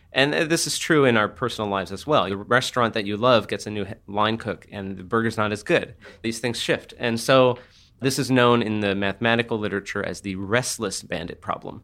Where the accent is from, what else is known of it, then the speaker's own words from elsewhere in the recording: New Jersey, United States; now in San Francisco, United States; I grew up in New Jersey